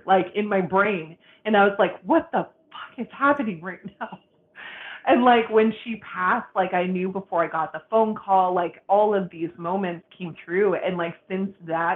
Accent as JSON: {"language": "English", "town": "Boston", "region": "Massachusetts", "country": "United States", "moved": "yes", "said": "I'm originally from Boston"}